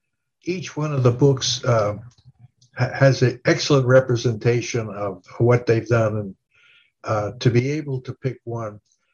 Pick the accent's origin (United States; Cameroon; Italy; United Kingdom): Italy; And I'm saying, I'm from Italy. Where the heck? Why don't they talk about Italy?